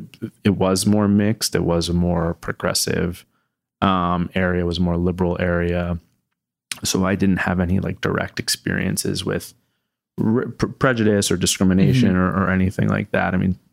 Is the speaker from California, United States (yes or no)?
no; Voorhees, New Jersey, United States; So, I grew up in Southern New Jersey, in Voorhees, New Jersey, in a town of, it's about 30,000 people. It's a generally a wealthier city. It's sort of a suburb of Philadelphia.